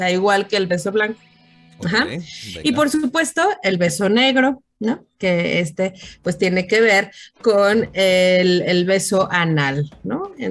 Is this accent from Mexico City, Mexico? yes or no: yes; Mexico City, Mexico; soy Chilango, soy...